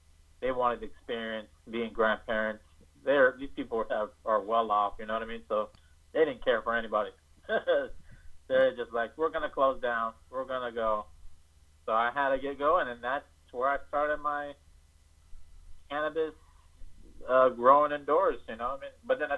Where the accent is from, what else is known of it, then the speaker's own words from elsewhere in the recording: Los Angeles, California, United States; I'm from California.